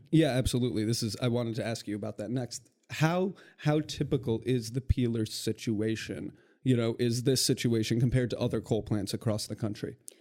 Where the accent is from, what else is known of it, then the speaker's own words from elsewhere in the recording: Western Michigan, United States; moved away; I'm from Western Michigan and I see this with my communities back home